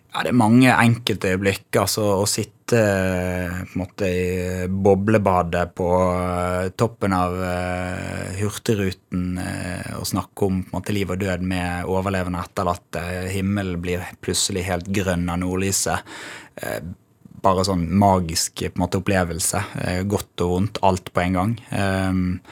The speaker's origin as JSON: {"language": "Norwegian", "town": "Bergen", "region": "Vestland", "country": "Norway", "tie": "born or raised there", "also_born_or_lived": "Os", "said": "Jeg vokste opp i Bergen."}